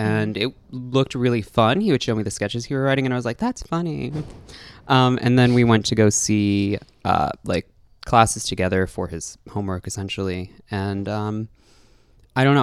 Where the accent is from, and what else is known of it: New York City, New York, United States; born or raised there; also born or lived in Brooklyn, New York / Manhattan, New York